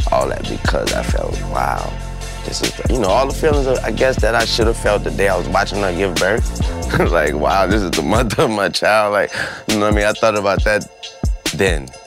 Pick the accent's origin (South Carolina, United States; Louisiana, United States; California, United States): Louisiana, United States; New Orleans; You know, I'm from New Orleans. I'm related to the people that live in those.